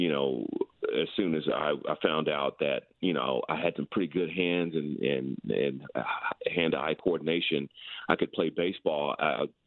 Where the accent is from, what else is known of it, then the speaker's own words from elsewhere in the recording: South Texas, United States; We were always outside growing up in South Texas